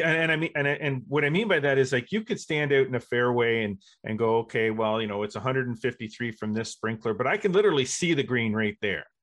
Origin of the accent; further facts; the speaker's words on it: Brockville, Ontario, Canada; also born or lived in Kingston, Ontario; I grew up, uh, in Brockville